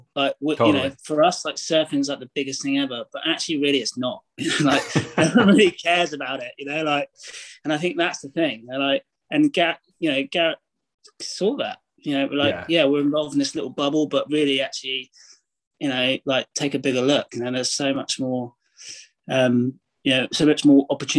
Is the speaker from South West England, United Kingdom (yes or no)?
yes; Braunton, South West England, United Kingdom; So I grew up in North Devon. So it's the southwest of England. The sort of town, it's a village. It's the main village is Braunton, which has like a few surf shops.